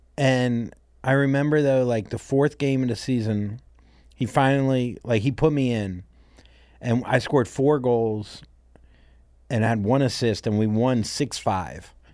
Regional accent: Port St. Lucie, Florida, United States; moved away as an adult; also born or lived in Miami, Florida / New York City; my family moved to a place called Port Saint Lucie, Florida

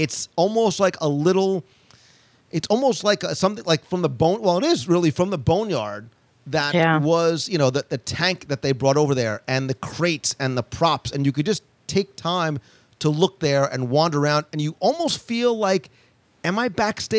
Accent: New Jersey, United States; I'm Italian. I'm from New Jersey

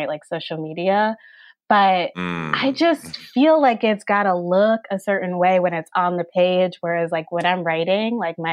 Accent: Connecticut, United States; when I was growing up in Connecticut, one of very few Black people.

